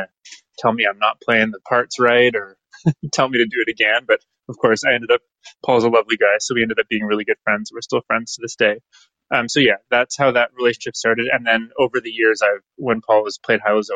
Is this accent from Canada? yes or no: yes; Aurora, Ontario, Canada; also born or lived in Toronto, Ontario; now in Orillia, Canada; I was born in Toronto, but then I spent all my formative years in Aurora, Ontario, which is a suburb.